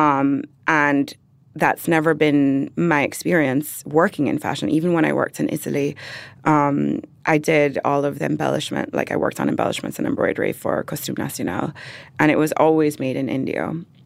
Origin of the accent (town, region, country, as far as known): Jamaica; born or raised there; moved away